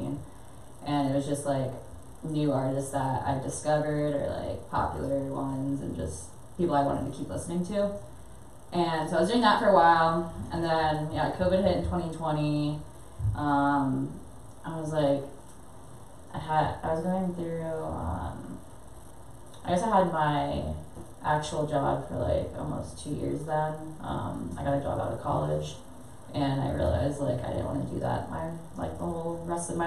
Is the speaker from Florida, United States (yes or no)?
yes; near Tampa, Pasco County, Florida, United States; I'm from Florida